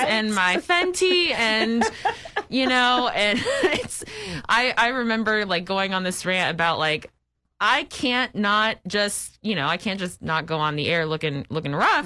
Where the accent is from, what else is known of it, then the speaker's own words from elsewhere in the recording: Phoenix, Arizona, United States; moved away as an adult; now in Sacramento, United States; growing up in Phoenix